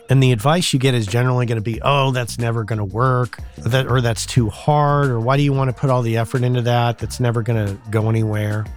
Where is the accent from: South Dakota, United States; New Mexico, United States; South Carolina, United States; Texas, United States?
New Mexico, United States; southern; moved away as an adult; when I first was in my hometown in southern New Mexico